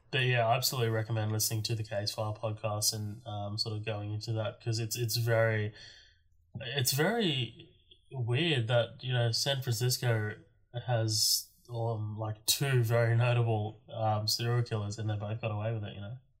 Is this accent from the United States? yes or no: no; Australia; I'm an Australian